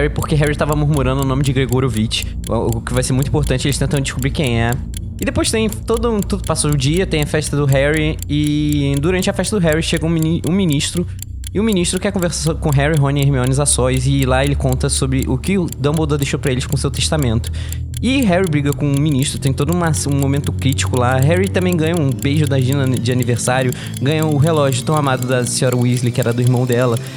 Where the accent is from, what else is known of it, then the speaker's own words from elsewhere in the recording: Rio de Janeiro, Brazil; Você é bicheiro? Eu sou do Rio, né?